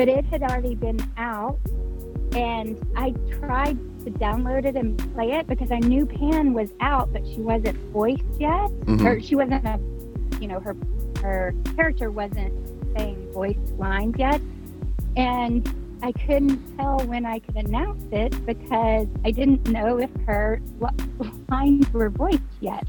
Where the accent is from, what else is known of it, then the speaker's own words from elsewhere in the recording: northeast Louisiana, United States; moved away as an adult; now in Dallas, United States; I grew up in Louisiana